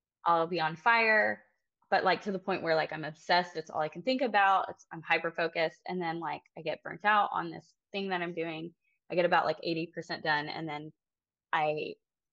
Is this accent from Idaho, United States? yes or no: no; near Austin, Texas Hill Country, United States; I grew up in the Texas Hill Country, near Austin